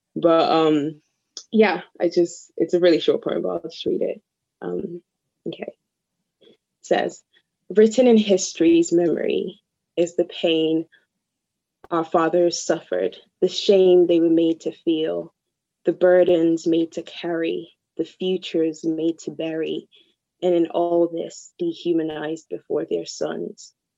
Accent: Nigeria; moved away; the culture I'm from and growing up in Nigeria

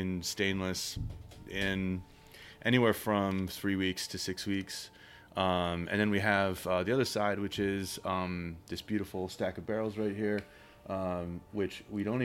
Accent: Philadelphia, Pennsylvania, United States; growing up in Philadelphia, big beer city

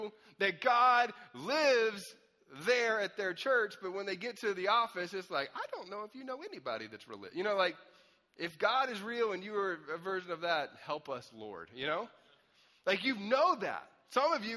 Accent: Anderson, South Carolina, United States; I grew up in Anderson, South Carolina for a long time, which is like deep south

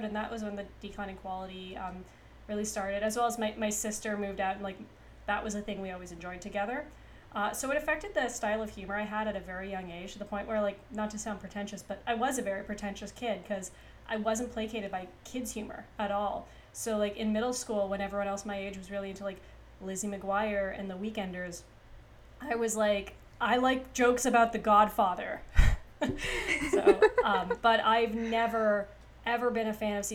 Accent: Kapuskasing, Ontario, Canada; now in Toronto, Canada; I am Canadian. I live in Toronto, and I grew up in a town called Kapuskasing, which is very, very French

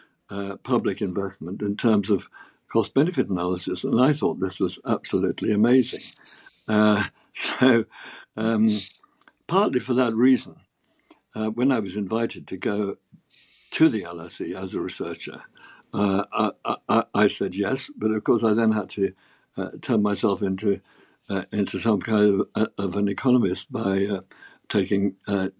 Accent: Oxford, South East England, United Kingdom; also born or lived in London; I grew up in Oxford because we were moving out of London to avoid the Blitz

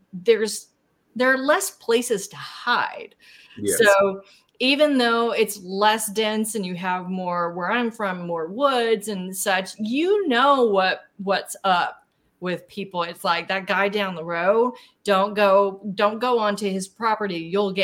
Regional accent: Fort Chaffee, Arkansas, United States; my hometown at Fort Chaffee

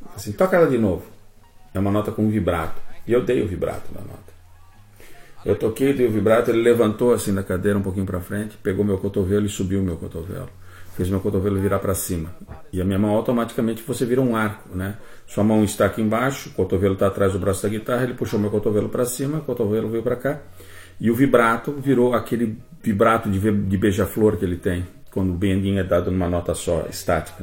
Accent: Brazil; eu sou do Brasil Sul da América

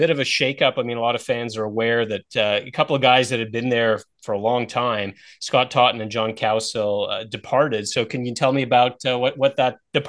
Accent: Toronto, Ontario, Canada; my hometown of Toronto

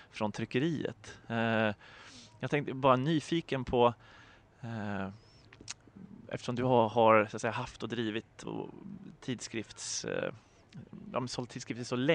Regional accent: Sweden; Jag tror att man som svensk frilansare är väldigt privilegierad på så sätt jämfört med om man skriver på engelska eller andra språk.

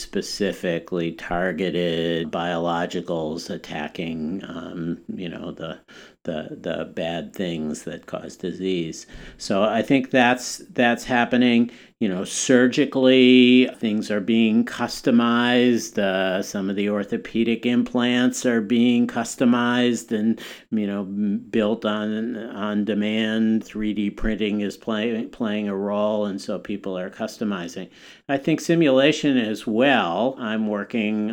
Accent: Wisconsin, United States; moved away; when I was growing up in Wisconsin

